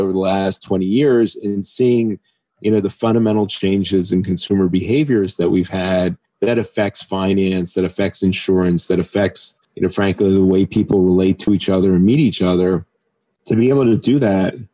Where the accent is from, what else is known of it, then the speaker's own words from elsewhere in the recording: United States; as an American